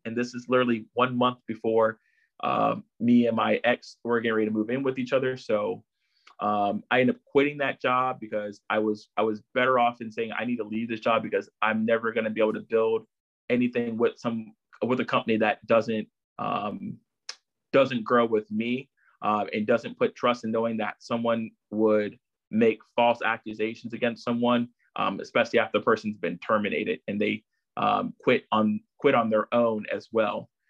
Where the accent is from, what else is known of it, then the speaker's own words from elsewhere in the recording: Chesapeake, Virginia, United States; also born or lived in Brooklyn, New York; I've lived here in Virginia, so most of my life. So I, I really have to claim, you know, Chesapeake, Virginia as, you know, my other hometown